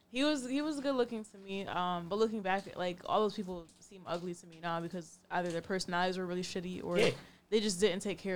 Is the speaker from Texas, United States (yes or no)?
no; Norwalk, Connecticut, United States; I'm from Norwalk, Connecticut.